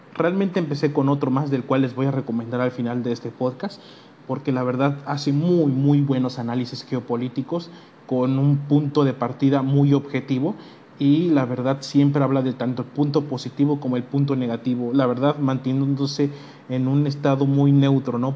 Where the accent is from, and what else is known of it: Mexico